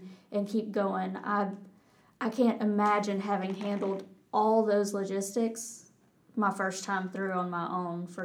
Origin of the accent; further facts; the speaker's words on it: North Georgia, United States; accent: Texas; moved away as an adult; also born or lived in Auburn, Alabama; I grew up in North Georgia